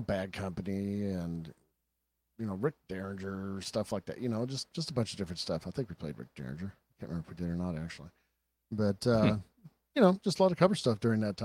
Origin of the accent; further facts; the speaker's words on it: Marshville, United States; Jeff and I grew up in Marshville together